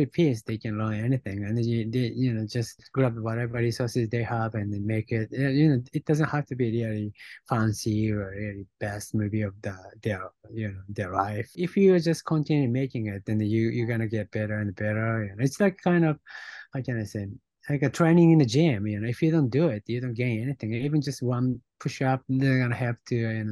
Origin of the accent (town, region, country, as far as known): Japan; born or raised there; English is a second language; also born or lived in Los Angeles; now in New York, United States